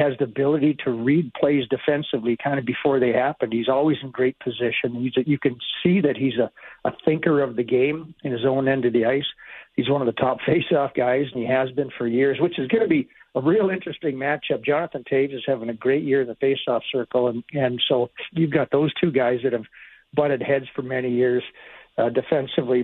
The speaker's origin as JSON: {"language": "English", "town": "Edmonton", "region": "Alberta", "country": "Canada", "moved": "yes", "said": "I'm basically from Edmonton and my family would be there"}